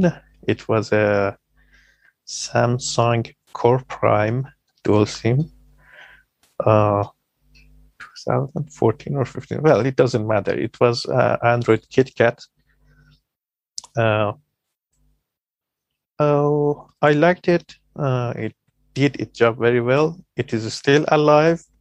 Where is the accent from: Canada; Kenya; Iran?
Iran; I am … from Iran